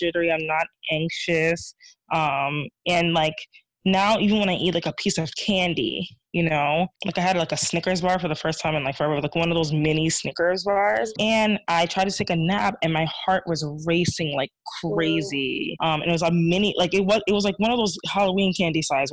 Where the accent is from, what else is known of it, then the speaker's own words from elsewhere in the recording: Ghana; I'm Ghanaian